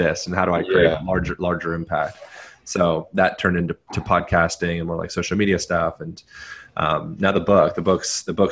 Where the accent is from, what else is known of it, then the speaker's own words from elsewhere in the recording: Pennsylvania, United States; moved away as an adult; also born or lived in Hawaii; I grew up in Pennsylvania, so I was nearby.